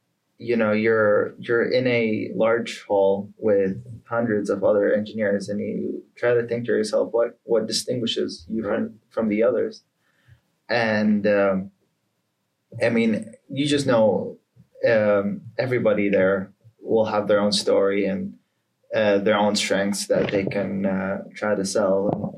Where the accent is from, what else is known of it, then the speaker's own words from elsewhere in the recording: Atlanta, Georgia, United States; born there; My family's from Palestinian Jordanian, but I was born in Atlanta, Georgia.